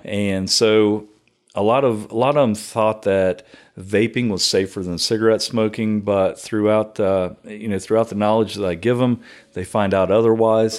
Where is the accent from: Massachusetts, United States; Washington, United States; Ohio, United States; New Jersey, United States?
Ohio, United States; Circleville; also born or lived in Chillicothe, Ohio; grew up around Circleville my entire life until, until my wife from Knock'em Stiff took me out